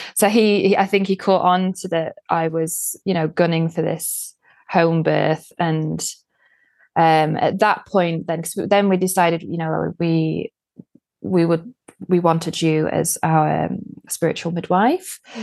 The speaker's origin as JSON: {"language": "English", "country": "United Kingdom", "moved": "as an adult", "lives_now": "Sweden", "said": "being British"}